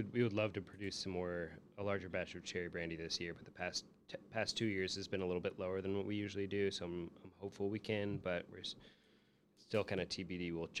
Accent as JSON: {"language": "English", "region": "Minnesota", "country": "United States", "tie": "born or raised there", "lives_now": "Chicago, United States"}